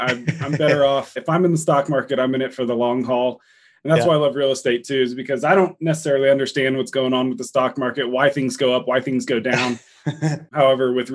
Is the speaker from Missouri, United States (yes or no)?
no; Texas, United States; also born or lived in Durango, Colorado; now in Denver, United States; I grew up fishing in Texas. I grew up in Texas